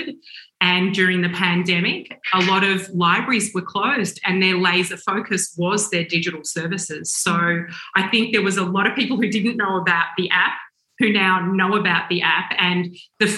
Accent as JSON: {"language": "English", "country": "Australia", "said": "being Australian, and always feeling, not that we feel like this anymore, as an Australian company"}